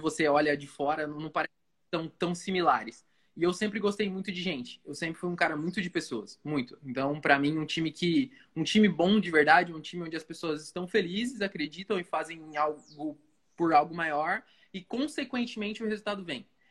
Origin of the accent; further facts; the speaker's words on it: Foz do Iguaçu, Paraná, Brazil; moved away as an adult; also born or lived in Joinville / Francisco Beltrão / Pato Branco; eu sou natural de Foz do Iguaçu, inclusive estou aqui agora visitando minha mãe de férias